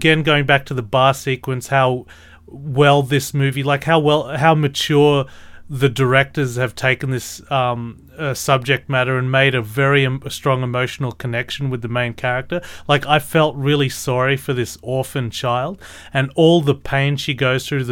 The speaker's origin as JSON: {"language": "English", "country": "Australia", "said": "I'm Australian"}